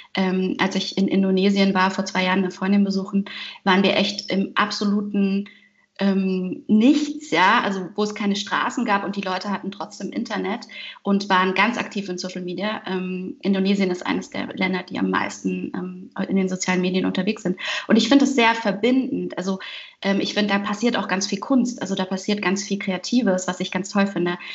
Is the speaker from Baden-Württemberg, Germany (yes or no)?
yes; Heidelberg, Baden-Württemberg, Germany; also born or lived in Vancouver; now in Cologne, Germany; ich bin in Heidelberg geboren, aber ich identifiziere mich nicht sehr stark mit der Stadt, eher vielleicht mit, dem, mit der Ablehnung dieser Stadt, der ich sehr früh weggezogen